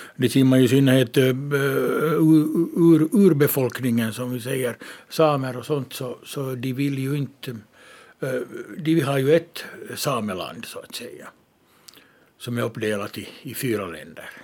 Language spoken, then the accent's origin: Swedish; Ostrobothnia, Finland; jag är uppvuxen i Österbotten